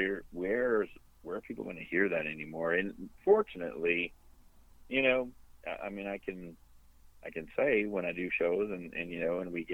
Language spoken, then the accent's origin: English; Sudbury, Ontario, Canada; moved away; my hometown, Sudbury and Valley East